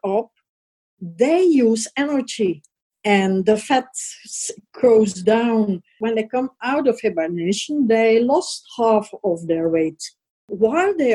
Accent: Leuven, Flanders, Belgium; I'm from Leuven, and Leuven is the university city and is laying about 35 kilometers from Brussels.

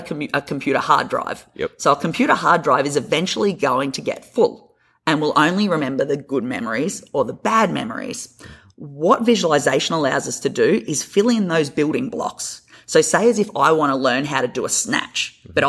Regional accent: Australia; moved away; I'm a Australian PT or physio, as we call it over there

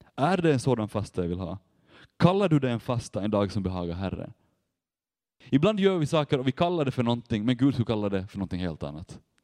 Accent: Vaasa, Ostrobothnia, Finland; jag kommer från Vasa och där jobbar jag med ungdomar nu

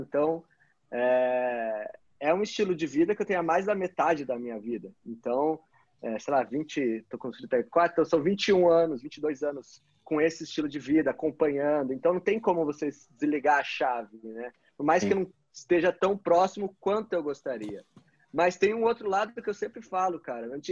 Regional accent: Brazil; also born or lived in Curitiba; como brasileiro

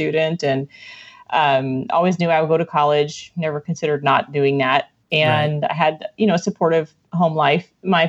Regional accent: Iowa, United States; born there; I was born in Iowa, straight up corn fed.

